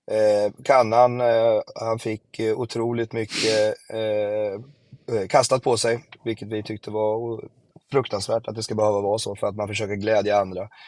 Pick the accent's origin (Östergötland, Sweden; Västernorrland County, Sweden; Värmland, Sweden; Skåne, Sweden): Östergötland, Sweden; Jag kommer från Östergötland dessutom